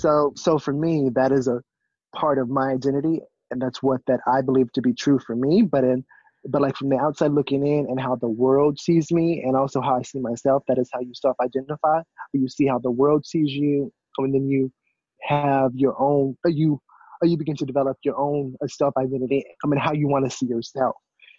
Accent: Grambling, Louisiana, United States; also born or lived in California; now in Philadelphia, United States; So I am from California, but I was brought up in Grambling, Louisiana, so in the South. I was raised with my dad's family

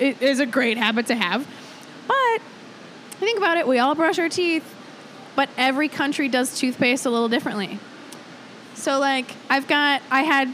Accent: Richfield, Minnesota, United States; I grew up in Richfield

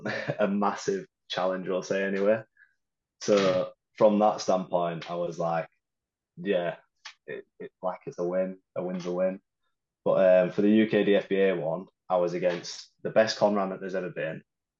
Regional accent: Huddersfield, Yorkshire and the Humber, United Kingdom; Yeah, Huddersfield.

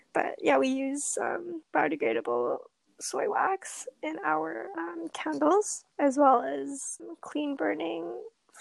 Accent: British Columbia, Canada; growing up in British Columbia, we're known for our nature. I mean, I've grown up here, born, raised here

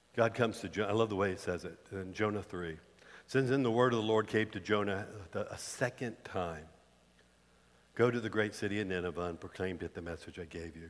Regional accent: the South, United States; we grew up in the South

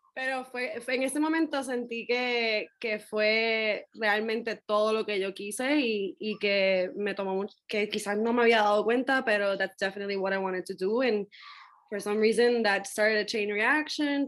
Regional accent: Gurabo, Puerto Rico; moved away; also born or lived in Mayagüez, Puerto Rico / Bayamón, Puerto Rico; yo nací en Mayagüez, pero me crié entre Gurabo y Bayamón.

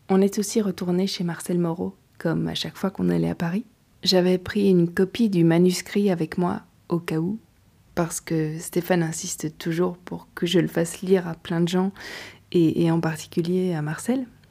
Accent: Belgium; Je suis belge et jusqu'ici je poursuis mon chemin d'apprenti écrivain en Belgique.

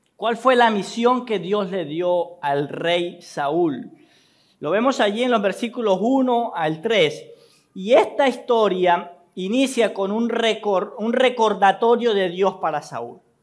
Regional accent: Colombia; nuestra historia como colombianos

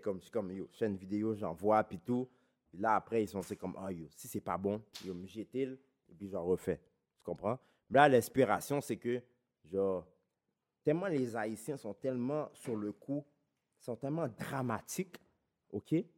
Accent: Laval, Quebec, Canada; je viens de Vimont

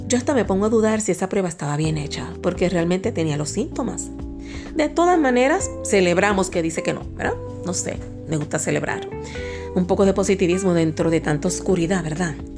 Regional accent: Puerto Rico; accent: boricua; now in Dominican Republic; mi acento boricua, que generalmente lo tengo un poquito más escondido

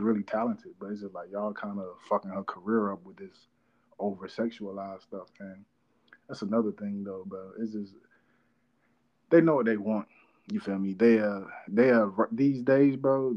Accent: North Carolina, United States; I'm from North Carolina

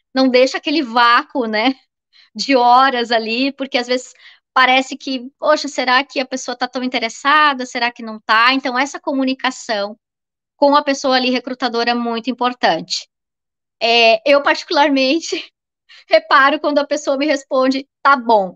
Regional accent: Florianópolis, Santa Catarina, Brazil; sou aqui de Florianópolis

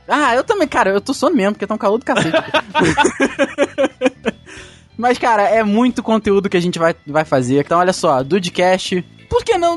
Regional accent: Petrópolis, Rio de Janeiro, Brazil; a gente é de Petrópolis, no Rio de Janeiro

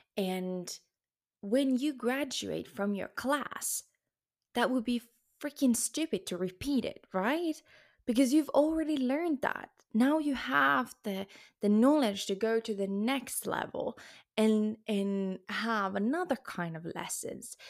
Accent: Luxembourg; now in Spain; I'm actually born in Luxembourg and French is my second language. I was in French kindergarten.

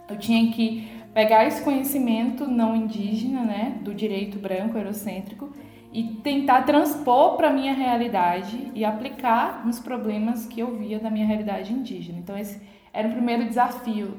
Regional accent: Coroa Vermelha, Bahia, Brazil; minha aldeia Coroa Vermelha

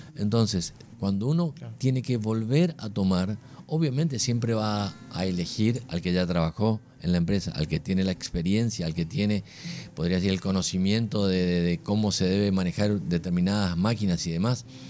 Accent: Argentina; somos todos argentinos

